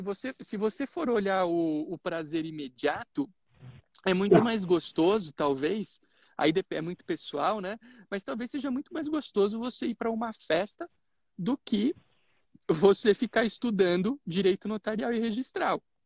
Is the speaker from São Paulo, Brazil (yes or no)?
yes; Itápolis, São Paulo, Brazil; na minha cidade natal, lá em Itápolis